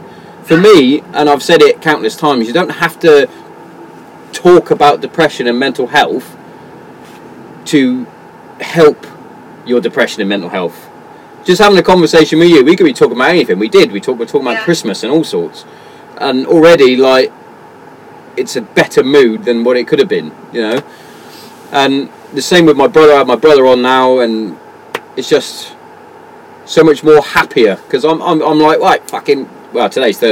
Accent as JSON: {"language": "English", "region": "England", "country": "United Kingdom"}